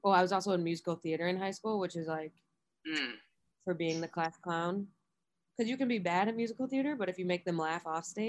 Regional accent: Buffalo, New York, United States

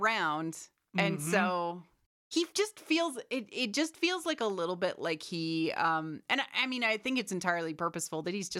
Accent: Canada; we're Canadian, so.

